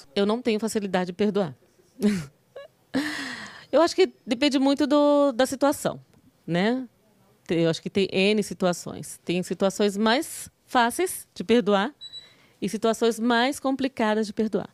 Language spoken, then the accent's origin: Portuguese; coast of São Paulo, Brazil; Eu sou do litoral de São Paulo